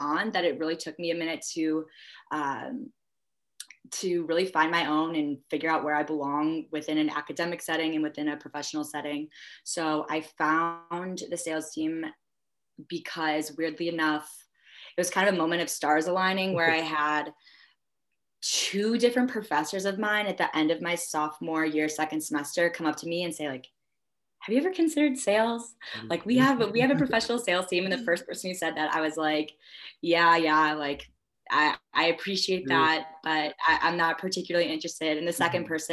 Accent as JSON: {"language": "English", "town": "Chicago", "region": "Illinois", "country": "United States", "moved": "as an adult", "lives_now": "Minnesota, United States", "said": "I'm originally from the Chicagoland area, northern suburbs"}